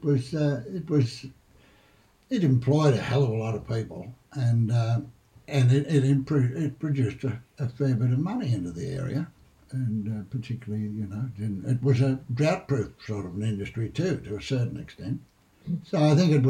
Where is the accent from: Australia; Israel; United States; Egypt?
Australia; Pilliga Forest area, New South Wales; I went to school in Caneville.